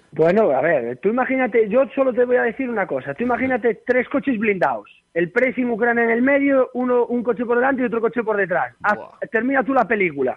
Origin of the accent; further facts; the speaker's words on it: Galicia, Spain; moved away as an adult; also born or lived in Ukraine; now in Vitoria, Spain; soy un mal gallego.